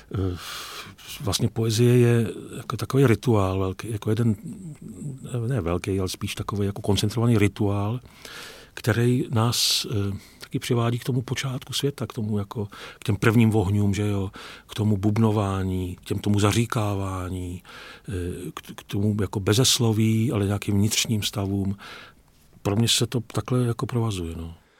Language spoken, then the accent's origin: Czech; Vysočina Region, Czechia; já jsem z Vysočiny, z venkova